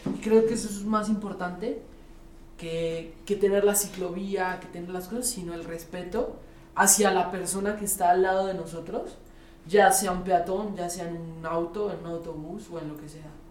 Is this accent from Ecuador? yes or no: no; Colombia; now in Mexico City, Mexico; siempre me crié en Colombia